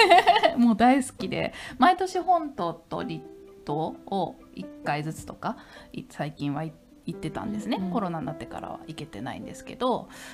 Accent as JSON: {"language": "Japanese", "region": "Tokyo", "country": "Japan", "tie": "born or raised there", "said": "私なんかやっぱり東京育ちなので"}